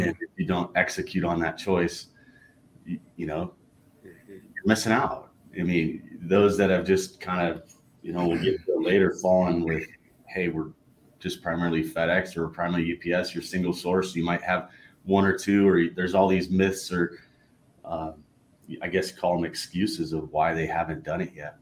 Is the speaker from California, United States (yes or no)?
yes; Southern California, United States; I grew up in Southern California, big In and Out fan